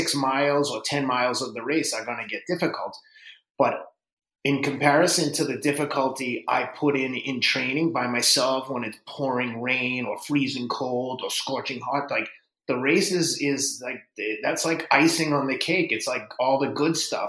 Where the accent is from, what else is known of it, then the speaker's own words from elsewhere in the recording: Boston, Massachusetts, United States; also born or lived in Somerville, Massachusetts; I'm from Boston